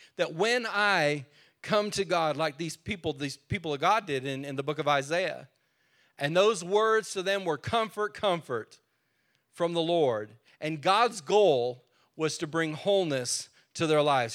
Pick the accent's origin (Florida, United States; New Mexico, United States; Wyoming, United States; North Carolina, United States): New Mexico, United States; now in Texas, United States; I was born in New Mexico.